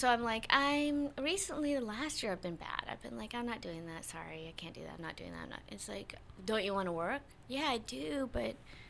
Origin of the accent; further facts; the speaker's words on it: the South, United States; Oh, you know which one I always wanted to be on because I'm from the South?